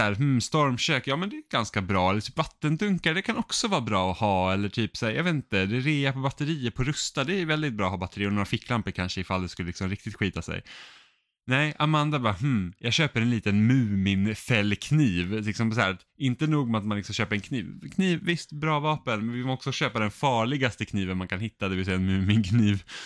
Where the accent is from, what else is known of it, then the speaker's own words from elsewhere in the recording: Finland; Jag är finne